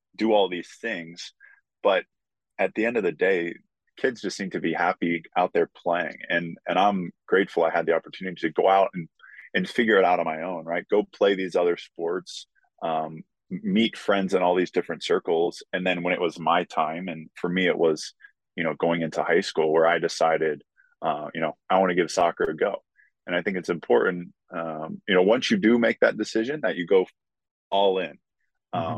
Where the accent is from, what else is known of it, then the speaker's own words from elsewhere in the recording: Columbus, Ohio, United States; also born or lived in Maryland; my dream to play for my hometown club